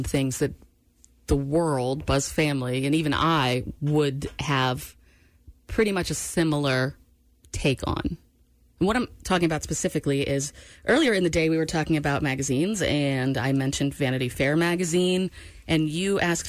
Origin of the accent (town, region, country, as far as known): Maine, United States; born or raised there; moved away